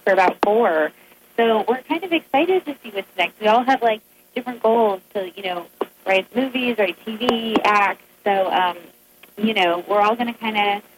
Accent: Kansas, United States; now in Los Angeles, United States; I'm from Kansas, so I'm not far

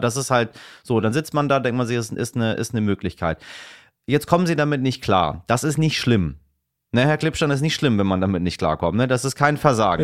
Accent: Iran; moved away; ich komme ja aus dem Land des Pfauentrons

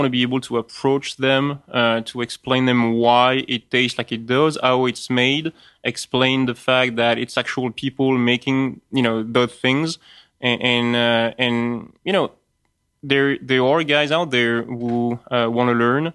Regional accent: France; accent: French; English is a second language; That's my French accent kicking

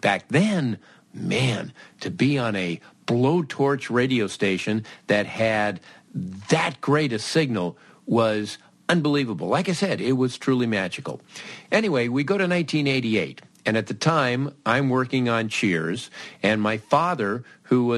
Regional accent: Los Angeles, California, United States; I grew up in Los Angeles

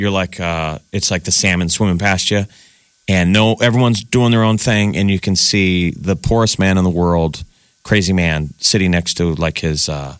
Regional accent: Omaha, Nebraska, United States; We're from Omaha.

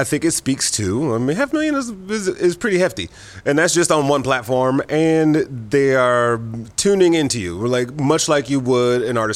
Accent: Midwest, United States; now in Los Angeles, United States; I grew up in the Midwest.

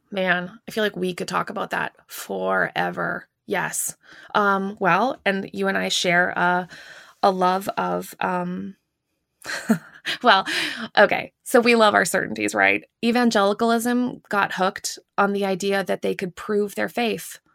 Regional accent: Canada; now in United States; I'm not even American. I'm Canadian

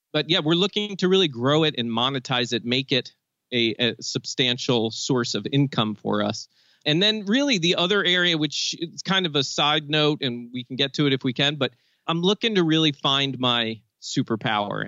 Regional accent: Maryland, United States; I'm from Maryland

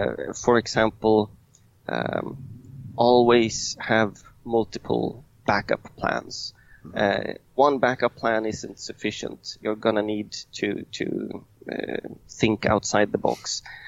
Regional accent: Sweden; English is a second language; now in Rome, Italy; I came from Sweden. I moved down to Italy. And I landed eventually in Rome.

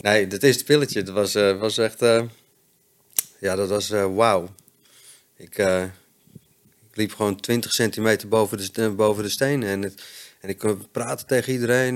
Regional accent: Friesland, Netherlands; also born or lived in Hoogeveen, Drenthe; ik ben opgegroeid in Friesland

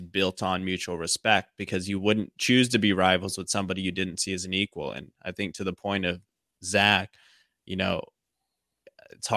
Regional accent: Los Angeles, California, United States; my hometown

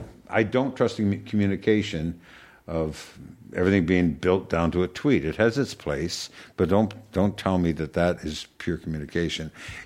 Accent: Canada; I'm Canadian. I watch hockey.

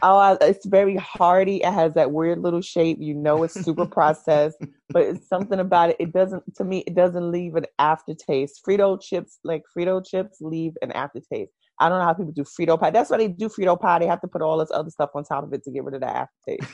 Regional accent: New York City, New York, United States; I was born in Brooklyn, New York. Mm-hmm. Um, I've lived in New York my entire life

